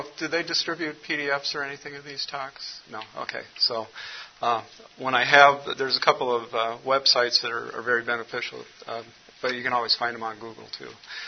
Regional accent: Cameroon; born there; also born or lived in United States; I was born in Cameroon, West Africa. My parents were missionaries there. So I got an early introduction to missions. Came back to the United States, got educated

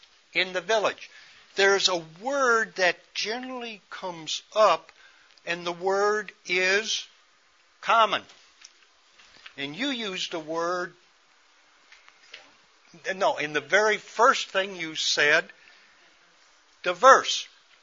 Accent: Chicago, Illinois, United States; I, as a city boy, I grew up in Chicago on the west side.

